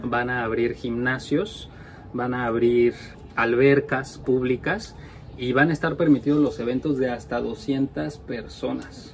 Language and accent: Spanish; Mexico; now in Norway; somos dos mexicanos que vivimos en Noruega